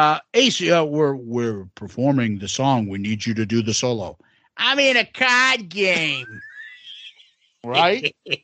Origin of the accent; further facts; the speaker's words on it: Bronx, New York, United States; Oh, he doesn't know I'm from the Bronx.